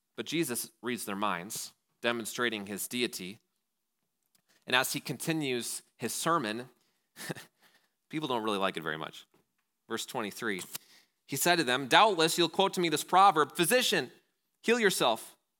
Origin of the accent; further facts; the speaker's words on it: Wausau, Wisconsin, United States; being from Wausau